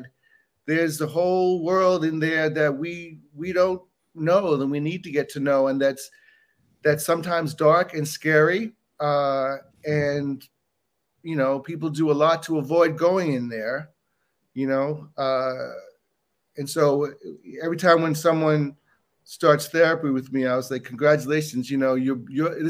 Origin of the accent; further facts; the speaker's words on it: Bahamas; now in United States; I grew up in the Bahamas, not in the United States